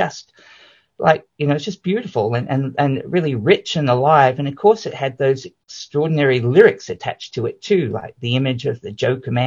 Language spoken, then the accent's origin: English; Australia; now in New Zealand; I grew up in Australia